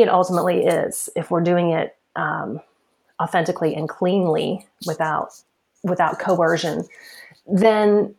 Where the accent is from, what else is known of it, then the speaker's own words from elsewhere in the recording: the Bible Belt, United States; I'm from the Bible Belt